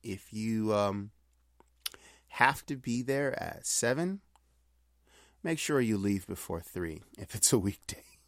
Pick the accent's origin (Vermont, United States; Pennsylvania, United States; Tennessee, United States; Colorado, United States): Pennsylvania, United States; Pittsburgh; now in Long Beach, United States; I'm from Pittsburgh, currently living in Long Beach, California